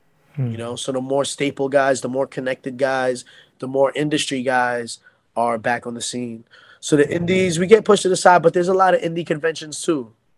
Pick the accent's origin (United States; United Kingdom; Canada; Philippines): United States; Like I didn't feel like, because I'm Filipino-American, so for me, I felt like that would be good for Filipino-Americans and non-Filipinos